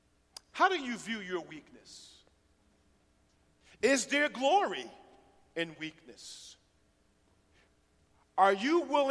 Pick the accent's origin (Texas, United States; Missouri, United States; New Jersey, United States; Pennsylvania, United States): Pennsylvania, United States; Philadelphia; now in Chattanooga, United States; I'm from West Philly